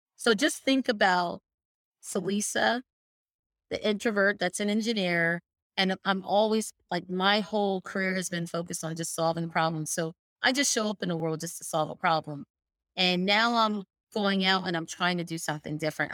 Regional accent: Allentown, Pennsylvania, United States; I grew up in Bethlehem, Allentown, Pennsylvania

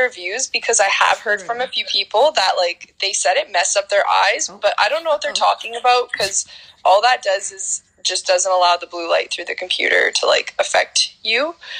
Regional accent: Alberta, Canada; I'm 22 years old. I'm from Alberta, like you said.

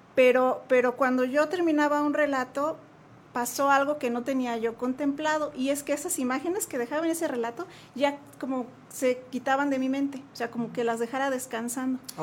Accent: Jalisco, Mexico; now in Querétaro, Mexico; yo soy de Jalisco, allá nací, ya, ya llevo aquí muchos años viviendo

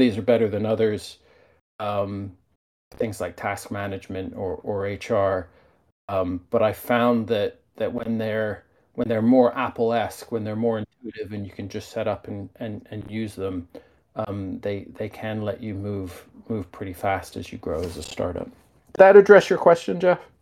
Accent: United Kingdom; moved away; I grew up in the United Kingdom

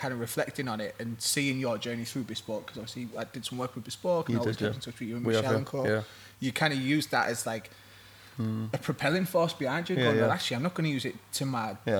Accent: Middlesbrough, North East England, United Kingdom; oh, fucking hell, I'm from Middlesbrough

